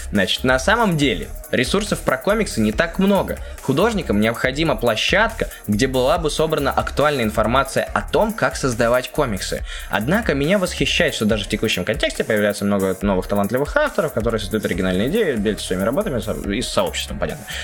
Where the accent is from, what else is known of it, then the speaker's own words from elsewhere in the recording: Minsk, Belarus; Я сам из Минска, и даже там начал выходить локальный проект.